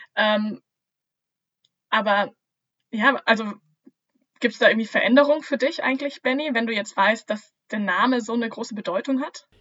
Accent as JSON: {"language": "German", "country": "Germany", "said": "bei uns in Deutschland"}